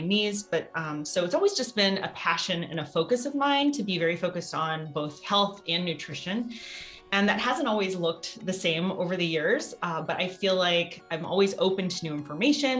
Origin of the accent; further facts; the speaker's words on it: Louisiana, United States; moved away; also born or lived in Ohio; I did grow up on a farm, about a 50 acre farm in Louisiana.